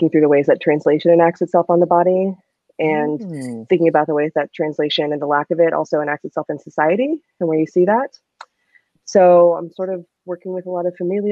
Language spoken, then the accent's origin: English; Savannah, Georgia, United States; moved away as an adult; also born or lived in Texas; I'm from Savannah, Georgia, but I went to school in Texas